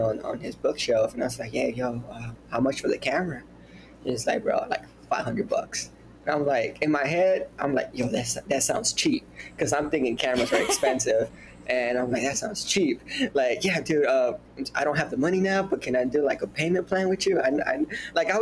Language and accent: English; Houston, Texas, United States; I'm from Houston, Texas